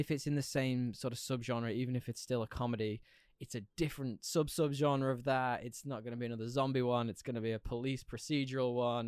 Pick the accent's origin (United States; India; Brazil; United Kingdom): United Kingdom; I'm British.